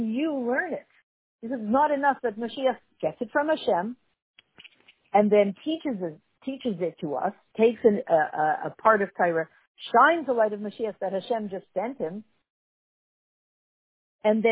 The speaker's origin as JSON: {"language": "English", "country": "Canada", "accent": "Canadian", "said": "my Canadian accent"}